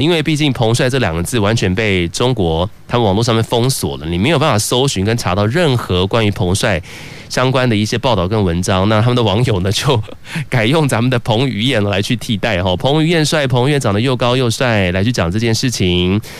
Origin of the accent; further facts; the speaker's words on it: Taiwan; 咱们台湾